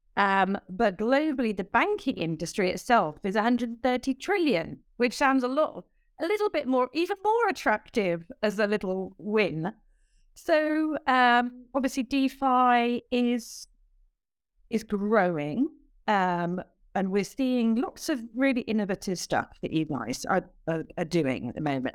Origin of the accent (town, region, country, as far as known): United Kingdom; accent: British